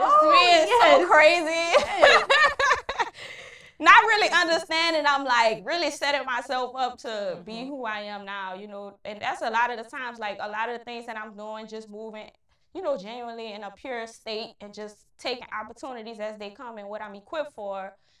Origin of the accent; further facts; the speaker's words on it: New Orleans, Louisiana, United States; Where I'm from New Orleans East, born and raised.